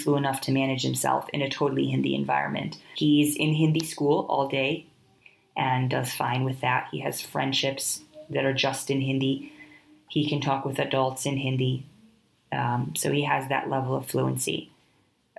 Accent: Midwestern United States, United States; first language English; moved away as an adult; now in India; My husband was born and raised in India, myself in the Midwestern United States.

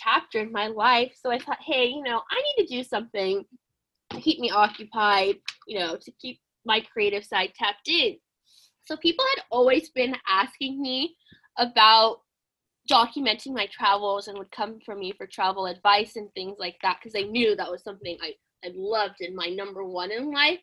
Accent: Southern California, United States; growing up in Southern California

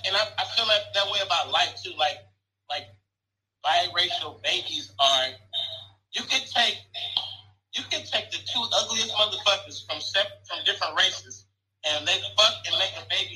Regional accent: the Bay Area, California, United States; moved away; I am from the Bay.

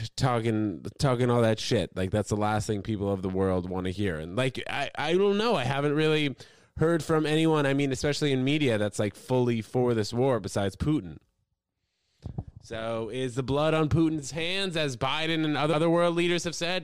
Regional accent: New York City, New York, United States; also born or lived in New Brunswick, New Jersey; I'm from freaking New York. Actually, matter of fact, I spent the first six weeks of my life in New Jersey. New Brunswick was born there. Then I moved to Manhattan.

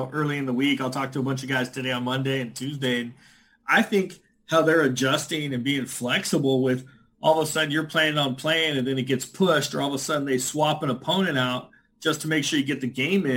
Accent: California, United States; I'm from California, so born and raised

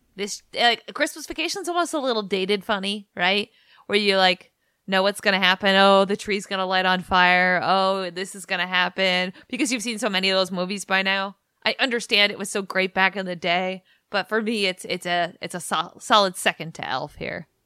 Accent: New England, United States; now in Washington, D.C., United States; I'm from New England

